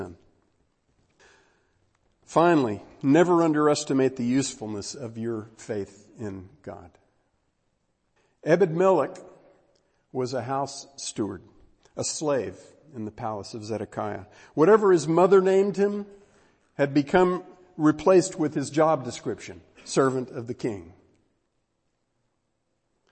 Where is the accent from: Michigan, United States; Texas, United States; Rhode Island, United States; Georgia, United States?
Texas, United States; I'm from Texas